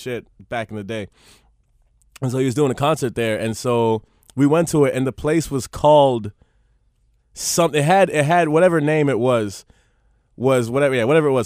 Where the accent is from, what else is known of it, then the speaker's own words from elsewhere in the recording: Miami, Florida, United States; also born or lived in Palm Beach; I was in Miami till the end of middle school and then Palm Beach, which is like an hour north of Miami